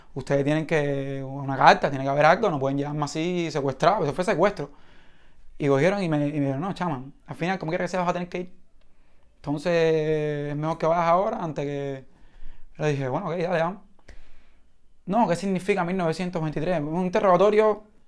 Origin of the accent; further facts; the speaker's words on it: Cuba; mi país